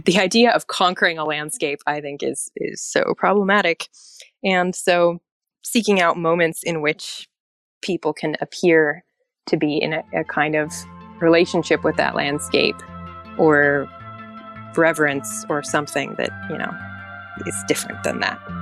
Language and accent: English; Anchorage, Alaska, United States; also born or lived in Norway; not only did I grow up in Anchorage